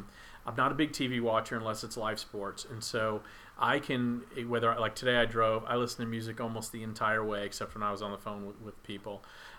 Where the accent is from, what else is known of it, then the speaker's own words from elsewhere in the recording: Texas, United States; Because I'm from Texas